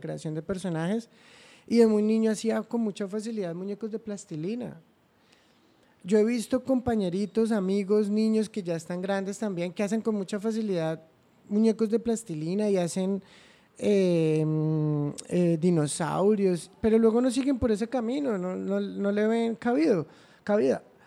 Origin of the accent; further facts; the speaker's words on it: Cúcuta, Norte de Santander, Colombia; also born or lived in Ocaña / Bogotá; Sí, en Cúcuta, soy cucuteño, eh, estudié mi primaria en Cúcuta, aunque me gradué en Ocaña, entonces ah, también soy ocañero